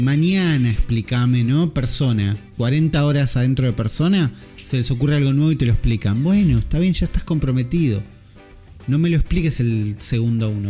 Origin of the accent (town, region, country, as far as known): Argentina